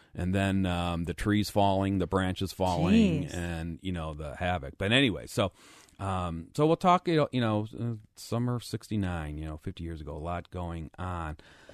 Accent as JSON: {"language": "English", "town": "Lakewood", "country": "United States", "tie": "born or raised there", "said": "I remember the 4th of July storm because I grew up in Lakewood."}